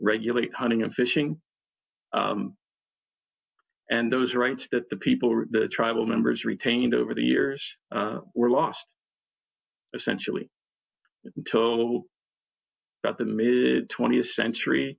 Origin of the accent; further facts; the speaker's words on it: Philadelphia, Pennsylvania, United States; moved away; also born or lived in lands of the Anishinaabe (Great Lakes area); I'm originally from Philadelphia